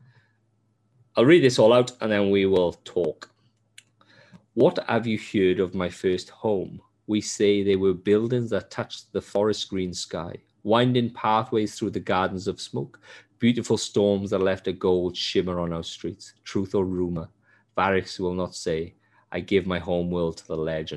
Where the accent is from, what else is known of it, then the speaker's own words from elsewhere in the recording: Wales, United Kingdom; moved away; I love Wales, and I am Welsh, I love Wales